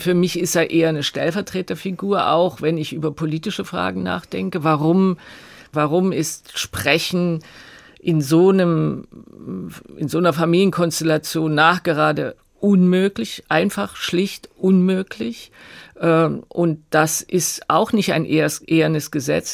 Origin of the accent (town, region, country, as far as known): East Germany, Germany